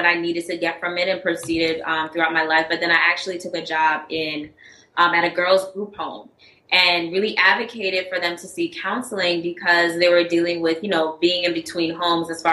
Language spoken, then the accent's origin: English; U.S. Virgin Islands; moved away as an adult; now in New Orleans, United States; I'm originally from St. Croix, U.S. Mm-hmm. Virgin Islands. I came to New Orleans in 2009 to start my education.